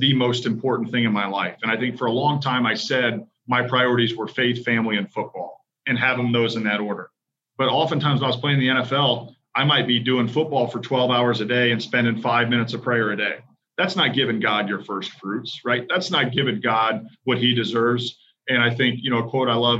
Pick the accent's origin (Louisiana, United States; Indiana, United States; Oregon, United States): Indiana, United States; Central; also born or lived in Western Michigan; I grew up in Central Indiana, grew up a big Colts fan.